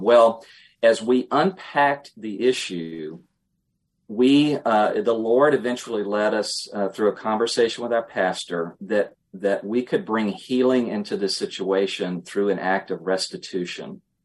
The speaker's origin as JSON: {"language": "English", "town": "Emporia", "region": "Virginia", "country": "United States", "tie": "born or raised there", "said": "I will always be a Virginian at heart. I grew up in Emporia, little town on the North Carolina border."}